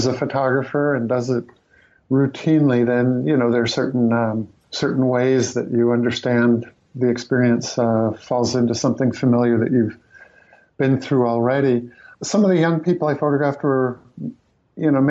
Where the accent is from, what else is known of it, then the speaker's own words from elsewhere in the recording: New England, United States; also born or lived in New Mexico; as a New Englander being in New Mexico